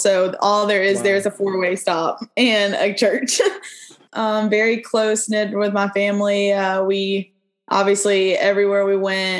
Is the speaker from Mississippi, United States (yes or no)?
yes; Independence, Mississippi, United States; So most of my years were in Mississippi. I like to say I grew up in Independence, Mississippi, because that's where my grandparents live.